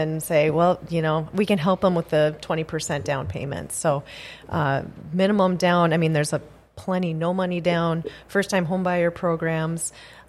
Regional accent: Mohall, North Dakota, United States; I grew up in Mohall, North Dakota.

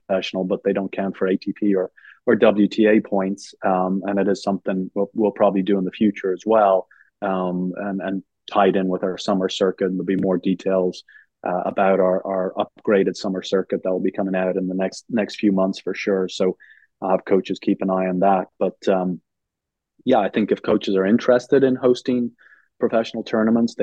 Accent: Ireland; moved away as an adult; now in United States; I'm from Ireland

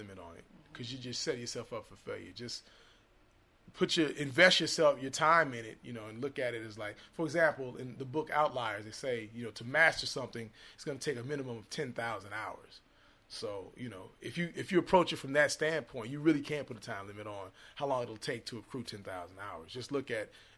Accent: Chicago, Illinois, United States; now in Los Angeles, United States; I'm in L.A., actually. But I'm from Chicago originally

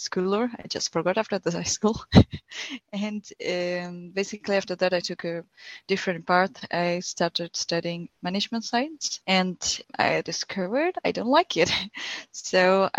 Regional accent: India; now in Hamburg, Germany; I'm from India and currently living in Hamburg.

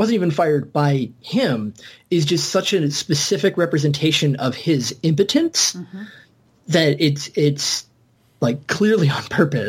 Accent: United States; I'm American, and I barely speak English appropriately.

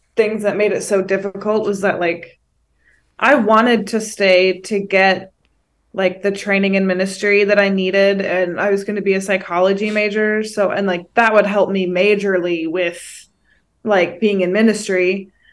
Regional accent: Northern California, United States; I'm from the Northern Ca, like, NorCal district

